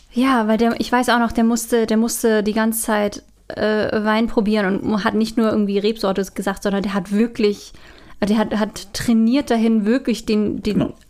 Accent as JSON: {"language": "German", "region": "Northern Germany", "country": "Germany", "moved": "as an adult", "lives_now": "Austria", "said": "ich komm ja aus Norddeutschland"}